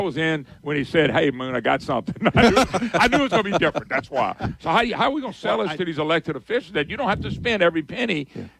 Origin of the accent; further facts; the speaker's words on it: Plaquemine, Louisiana, United States; also born or lived in Baton Rouge; born and raised in Plaquemine and went to school at Redemptors of Baton Rouge.